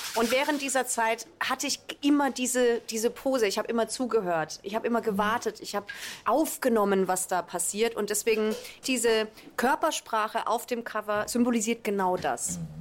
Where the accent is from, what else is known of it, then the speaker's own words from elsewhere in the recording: Karlsruhe, Baden-Württemberg, Germany; now in Mannheim, Germany; Also meine Wurzeln liegen im Badischen. Ich komme ursprünglich aus Karlsruhe und dann hat es mich eben irgendwann auch nach Mannheim verschlagen